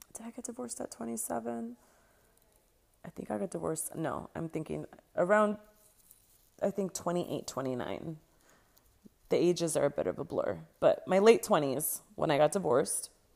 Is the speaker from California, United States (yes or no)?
yes; Los Angeles, California, United States; moved away as an adult; now in Barcelona, Spain; I was raised in Los Angeles, California, born and raised in San Fernando Valley.